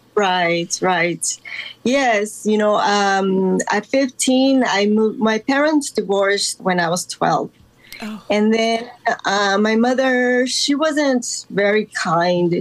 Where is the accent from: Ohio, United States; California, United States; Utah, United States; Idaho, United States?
California, United States; Los Angeles; also born or lived in Guatemala; I was uh, born in Guatemala, but I was raised in Los Angeles since the age of 10